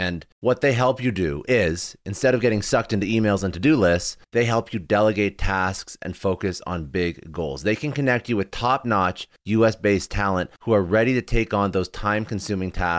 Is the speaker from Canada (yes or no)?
yes; Canada; I'm Canadian